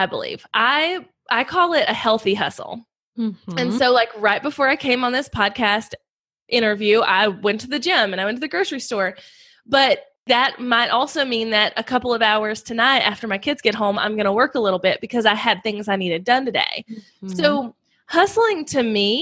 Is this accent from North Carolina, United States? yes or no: yes; North Carolina, United States; I'm from North Carolina. I have 2 little boys, and we live on a farm here in North Carolina